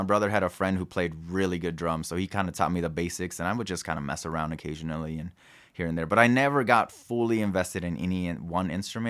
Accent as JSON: {"language": "English", "country": "Mexico", "tie": "born or raised there", "said": "And just growing up in Mexico, like my uncles or like my godmother's dad, like they were part of like trios and mariachi."}